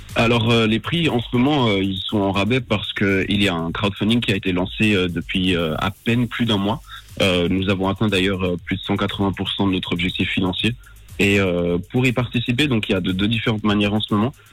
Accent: Switzerland; je suis né en Suisse

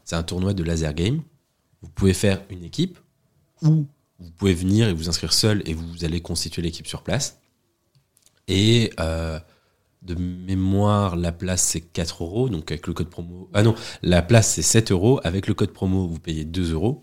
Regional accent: Agen, Nouvelle-Aquitaine, France; je suis originaire d'Agen

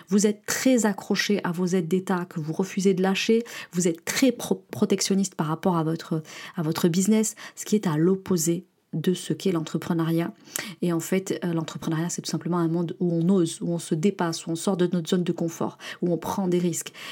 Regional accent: France; l'état d'esprit réactionnaire et victimaire qu'on peut avoir en tant que Français et qui nous colle d'ailleurs même à l'international.

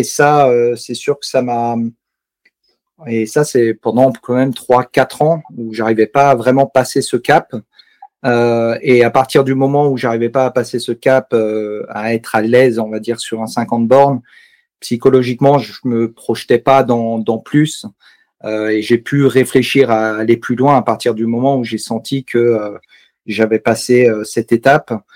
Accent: Savoie, Auvergne-Rhône-Alpes, France; also born or lived in Alsace; now in Mulhouse, France; J'habite euh, en Alsace, euh, juste à côté de Mulhouse, mais j'ai grandi en Savoie

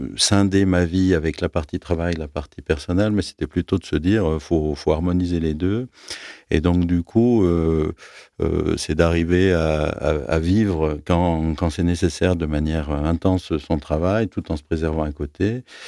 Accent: Aix-les-Bains, Auvergne-Rhône-Alpes, France; moved away as an adult; also born or lived in Grenoble / Netherlands; now in Lyon, France; moi j'ai grandi en Savoie. J'avais l'idée que jamais je ne quitterais ma ville natale, avec Aix-les-Bains

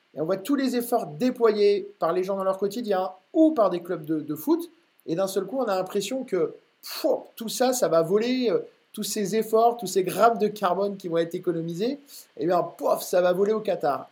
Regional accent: Normandy, France; now in Rennes, France; je suis d'origine normande

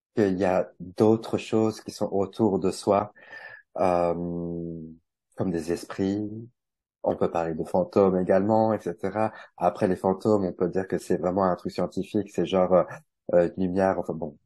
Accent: Bourgogne-Franche-Comté, France; also born or lived in Paris; now in Switzerland; je suis originaire de Franche-Comté, donc rejoindre un peu ma famille euh, en Franche-Comté.

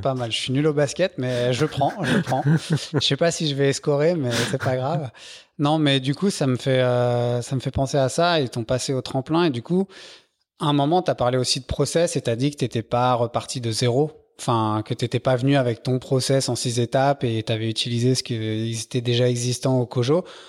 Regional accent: Paris, Île-de-France, France; je suis parisien

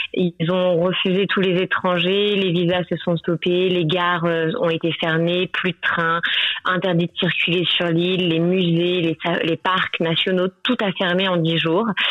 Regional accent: Paris, Île-de-France, France; moved away as an adult; now in Sri Lanka; je suis parisienne à la base

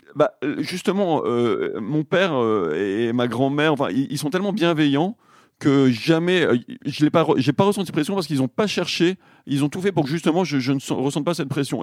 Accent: Le Puy-en-Velay, Auvergne-Rhône-Alpes, France; on est originaire du Puy-en-Velay, en Auvergne

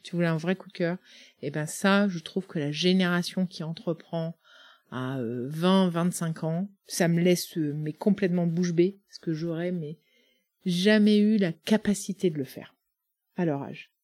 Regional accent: Le Mené, Brittany, France; moved away as an adult; also born or lived in Russia / Romania / Erquy; now in Plurien, France; le Menet, c'est au, au, cœur des Côtes d'Armor

